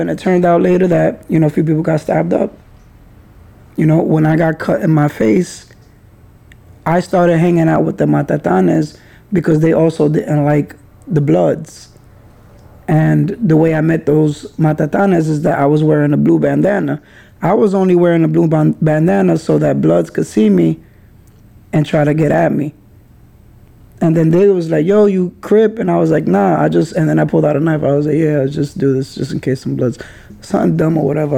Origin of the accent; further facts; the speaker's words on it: New York City, New York, United States; also born or lived in Kingsbridge, the Bronx; I also grew up in Highbridge and when I grew up in Highbridge it was like us was an insane amount of Latin Kings and Nietas in that area.